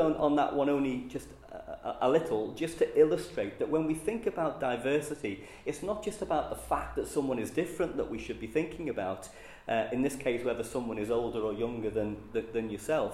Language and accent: English; Liverpool, North West England, United Kingdom; accent: Scouse; I'm a Scouser. You can tell that from my accent.